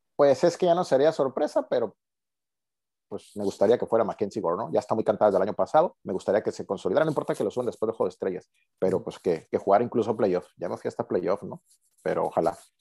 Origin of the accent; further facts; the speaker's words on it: Mexico; como buenos mexicanos